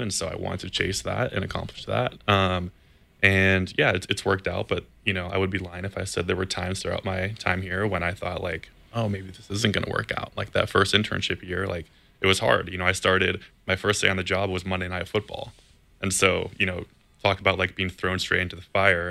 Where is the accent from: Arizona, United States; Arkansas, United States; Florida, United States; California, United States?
California, United States; Campbell; I grew up in Campbell, California, which is just, you know, 10 or 15 minutes away from the stadium here in Santa Clara